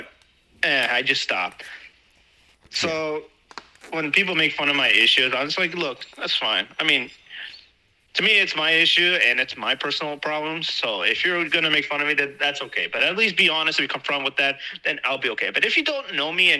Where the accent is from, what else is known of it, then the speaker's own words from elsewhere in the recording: United States; I'm American. I speak English